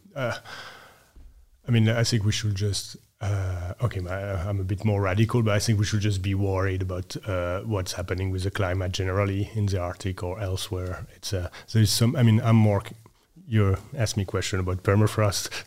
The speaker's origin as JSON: {"language": "English", "region": "west coast of France", "country": "France", "tie": "born or raised there", "also_born_or_lived": "Norway", "moved": "as an adult", "lives_now": "Copenhagen, Denmark", "said": "I grew up, uh, west coast of France"}